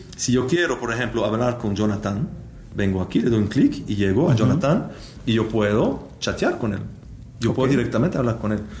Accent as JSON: {"language": "Spanish", "region": "Neuchâtel", "country": "Switzerland", "second_language": "Spanish", "said": "del cantón de Neuchâtel, de donde yo vengo"}